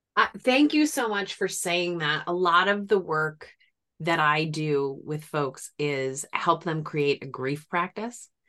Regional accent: New England, United States; now in Washington, D.C., United States; I'm from New England. We don't have, if it rains in New England, it's gonna rain all day

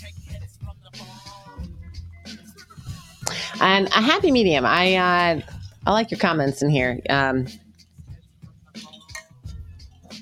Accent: New England, United States; moved away as an adult; now in South Carolina, United States; the area that we grew up in New England

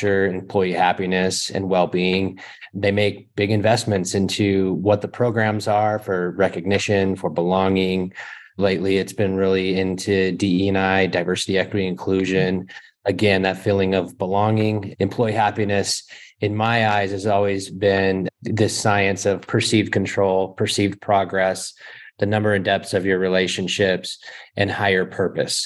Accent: Alaska, United States; moved away as an adult; now in Las Vegas, United States; I grew up in Alaska

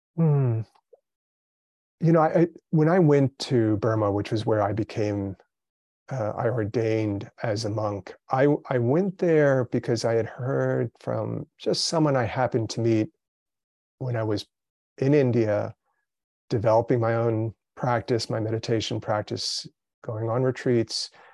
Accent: Brazil; I was born in Brazil, but raised, you know, in the, in the kind of Western mindset, uh, in my family

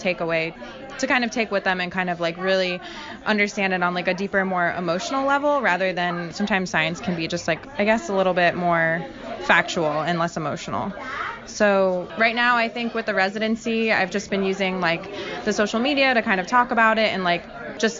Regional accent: Fort Lauderdale, Florida, United States; I am a visual artist from South Florida. I grew up in Fort Lauderdale

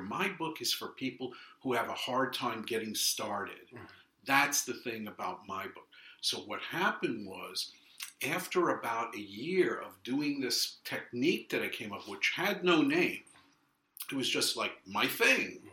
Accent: New York City, New York, United States; also born or lived in London, United Kingdom / San Francisco, United States; I'm Brooklyn born and raised. I was raised in Flatbush

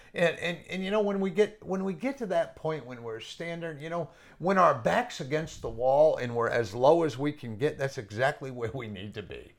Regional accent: New England, United States; I'm from New England, and I don't know why I talk fast, but I do. It's, it's just part of coming up in New England

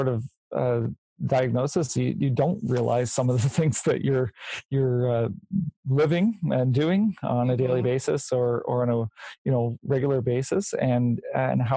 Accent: Nova Scotia, Canada; moved away; I'm from Nova Scotia originally

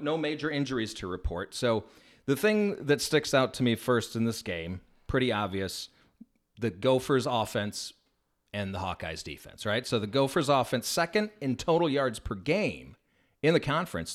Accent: Chicago, Illinois, United States; I was from the Chicago area born and raised

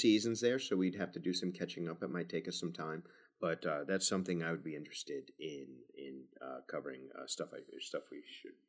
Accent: New Zealand; Well, I'm not British, you know, New Zealander, but right.

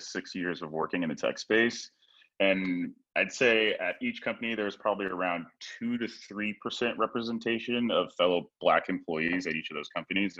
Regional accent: Hayward, California, United States; I grew up in the Bay Area. I grew up in Hayward and went to high school in Hayward.

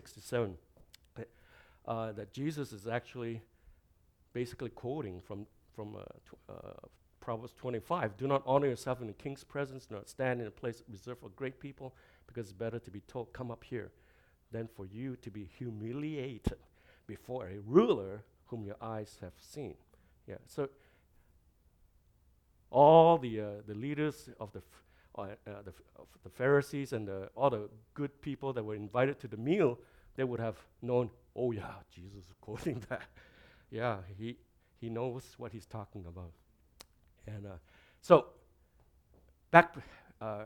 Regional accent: Malaysia; now in Canada; I come from Malaysia, and I've been in Canada a long, long time.

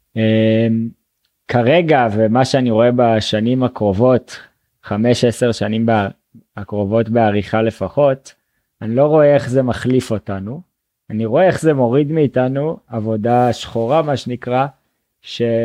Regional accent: Northern Israel, Israel; moved away as an adult; now in Colombia; אני במקור מהצפון, מיישוב

